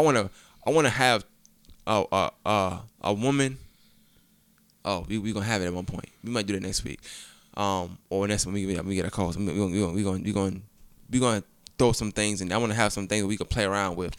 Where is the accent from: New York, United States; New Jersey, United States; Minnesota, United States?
New York, United States; I'm from New York, like, Queens